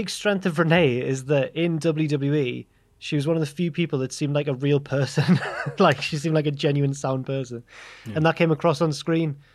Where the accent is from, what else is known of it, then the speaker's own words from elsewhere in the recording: Newcastle upon Tyne, North East England, United Kingdom; we're from Newcastle